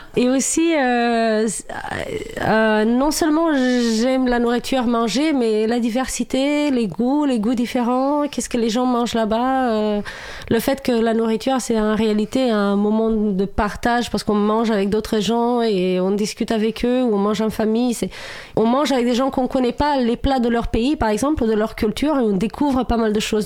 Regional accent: Romania; French is a second language; moved away as an adult; now in France; moi, j'ai vécu jusqu'à mes 26 ans en Roumanie.

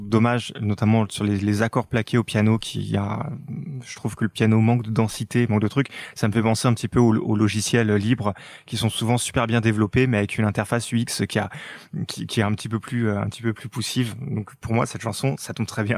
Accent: France; chez nous en France

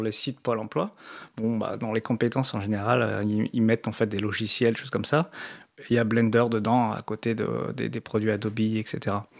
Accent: France; comme on est français

